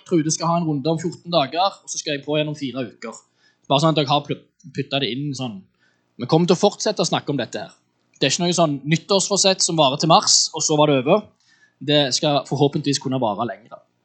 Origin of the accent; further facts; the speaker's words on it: Western Norway, Norway; Jeg er oppvokst eh, på Vestlandet